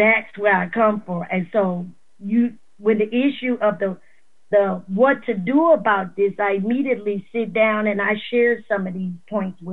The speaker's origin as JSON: {"language": "English", "area": "Maringouin", "region": "Louisiana", "country": "United States", "tie": "born or raised there", "said": "born and raised in Marion, Louisiana, which is a little town in northern Iberville Parish"}